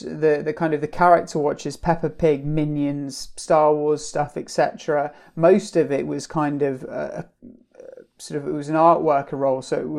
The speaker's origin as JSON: {"language": "English", "country": "Brunei", "tie": "born or raised there", "lives_now": "United Kingdom", "said": "So I was brought up in Southeast Asia, in on the islands of Borneo, a country called Brunei."}